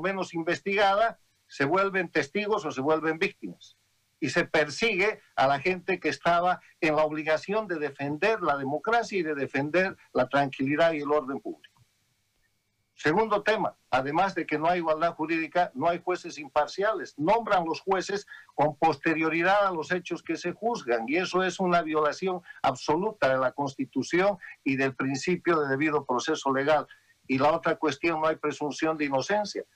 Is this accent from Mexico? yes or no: no; Bolivia; moved away as an adult; now in United States; Yo soy un boliviano.